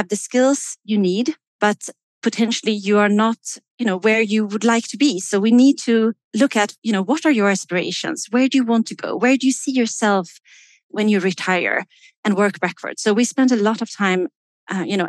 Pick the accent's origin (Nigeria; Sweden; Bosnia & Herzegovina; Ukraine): Sweden; now in Switzerland; I am based in Switzerland. I am originally from Sweden.